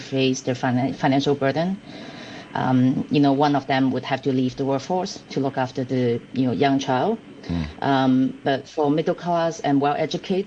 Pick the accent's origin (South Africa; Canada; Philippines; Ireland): Canada; now in Hong Kong; I grew up in Canada